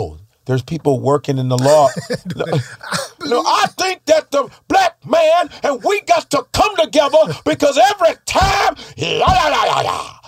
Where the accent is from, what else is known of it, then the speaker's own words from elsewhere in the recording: the South, United States; But that's just the way I talk. I'm from the South, Skip.